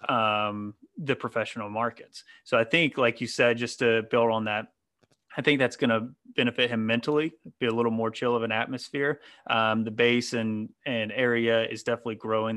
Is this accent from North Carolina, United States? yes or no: yes; North Carolina, United States; now in near Philadelphia, United States; I grew up in North Carolina, just a couple hours from Charlotte